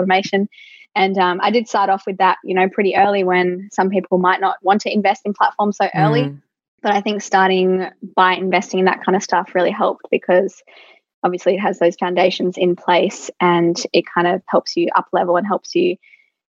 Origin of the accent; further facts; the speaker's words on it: Central Coast, New South Wales, Australia; I'm from the Central Coast, and usually for, you know, great jobs, we do have to commute to Sydney.